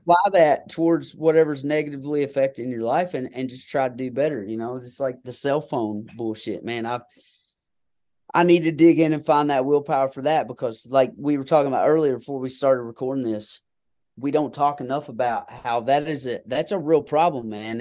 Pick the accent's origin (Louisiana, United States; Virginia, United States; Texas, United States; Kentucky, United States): Kentucky, United States; I'm just a good old boy hillbilly from Kentucky